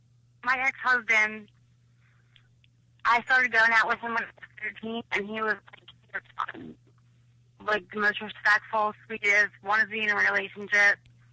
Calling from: Philadelphia, Pennsylvania, United States; from Philly.

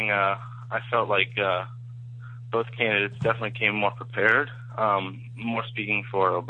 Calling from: Tampa, Florida, United States; I'm calling from Tampa, Florida.

